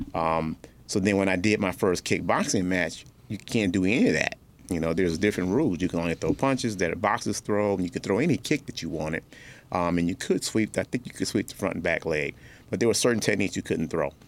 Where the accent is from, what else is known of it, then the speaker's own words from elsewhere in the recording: Detroit, Michigan, United States; also born or lived in North Carolina; my mother and I grew up in Detroit um, on the east side, then uh, north end and east side